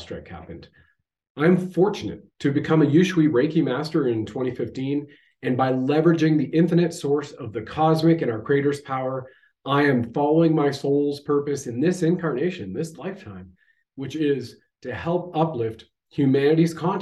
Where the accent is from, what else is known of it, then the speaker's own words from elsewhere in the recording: Canada; I have served my country at the federal level as a Canadian infantry soldier